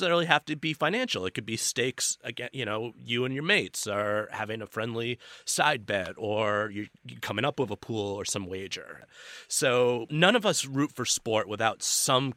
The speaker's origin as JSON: {"language": "English", "country": "United States", "said": "people can tell from the accent, I'm from America"}